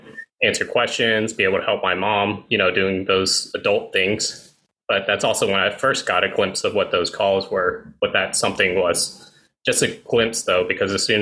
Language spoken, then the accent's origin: English; East Tennessee, United States; I experienced racism every day of my life growing up in Tennessee, 20 years or so of it